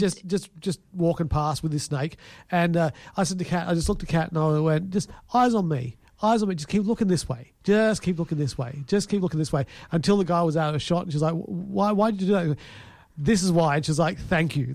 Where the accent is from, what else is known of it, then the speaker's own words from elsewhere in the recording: Fareham, South East England, United Kingdom; moved away; I come from Fareham.